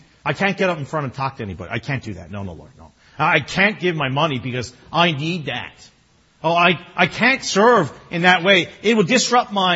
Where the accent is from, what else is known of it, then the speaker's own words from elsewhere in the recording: Newfoundland and Labrador, Canada; I'm Newfoundlander.